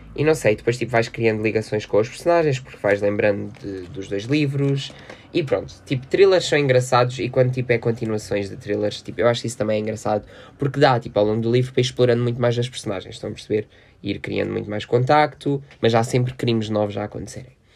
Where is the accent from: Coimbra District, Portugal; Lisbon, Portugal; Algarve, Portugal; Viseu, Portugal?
Algarve, Portugal; Loulé; festa da Mãe Soberana, aqui da minha terrinha